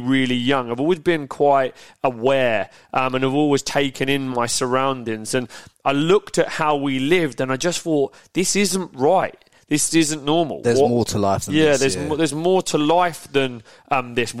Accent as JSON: {"language": "English", "town": "Peterborough", "region": "East of England", "country": "United Kingdom", "tie": "born or raised there", "said": "I grew up in Yaxley, I grew up in Peterborough, nice village."}